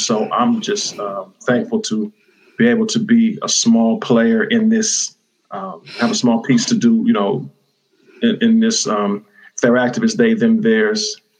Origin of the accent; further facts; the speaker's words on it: Fremont, California, United States; I was raised firstly in Fremont, California, and still live, you know, in the area.